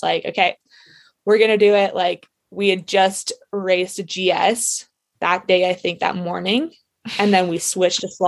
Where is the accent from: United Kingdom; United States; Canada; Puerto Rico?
Canada; Whistler, British Columbia; growing up in Whistler